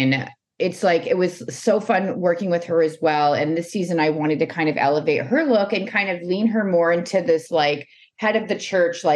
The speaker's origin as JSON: {"language": "English", "region": "the South", "country": "United States", "tie": "born or raised there", "also_born_or_lived": "New Orleans", "said": "growing up in the South"}